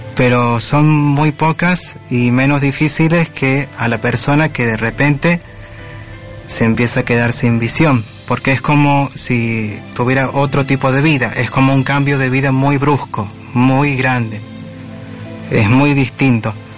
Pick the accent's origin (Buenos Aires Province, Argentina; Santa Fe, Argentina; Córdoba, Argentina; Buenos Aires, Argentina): Córdoba, Argentina; Soy de Córdoba capital